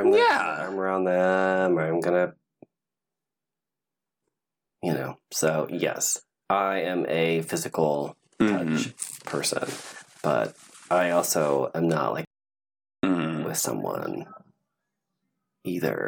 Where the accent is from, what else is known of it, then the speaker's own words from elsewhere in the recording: California, United States; also born or lived in Ohio; I've lived out in California longer. I'm a California boy.